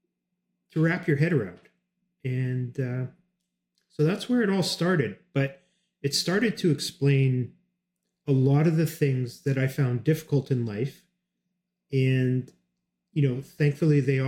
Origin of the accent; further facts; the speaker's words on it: Canada; I'm Canadian